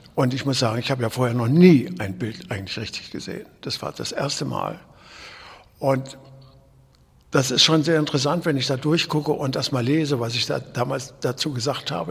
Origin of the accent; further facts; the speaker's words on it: Kassel, Hesse, Germany; ich bin ja in Kassel geboren worden